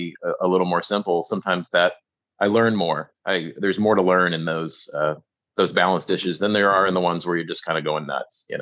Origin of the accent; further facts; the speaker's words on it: Midwest, United States; also born or lived in Illinois / Ohio; I grew up in Illinois and Ohio